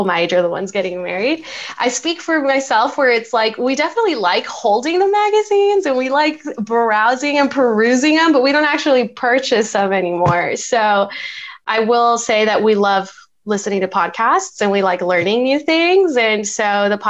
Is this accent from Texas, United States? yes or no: yes; El Paso, Texas, United States; now in San Antonio, United States; I'm from El Paso, Texas